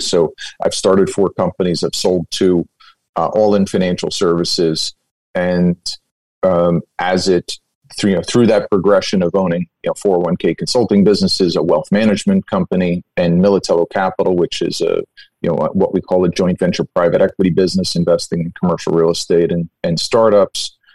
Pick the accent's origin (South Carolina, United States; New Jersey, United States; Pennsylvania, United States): New Jersey, United States; Bayonne; my father had a, a, a, small appliance and hardware business in my hometown of Bayonne, New Jersey.